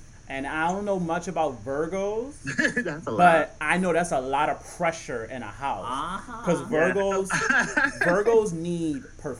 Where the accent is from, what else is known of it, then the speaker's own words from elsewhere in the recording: Philadelphia, Pennsylvania, United States; Shorty J literally grew up down the street from me in Philly. I'm from Philly.